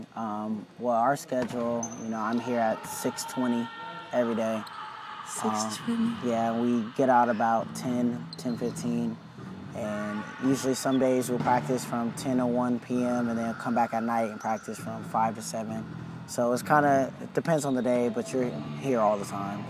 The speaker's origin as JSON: {"language": "English", "area": "near Long Beach", "region": "California", "country": "United States", "tie": "born or raised there", "said": "I was 15 minutes away from here"}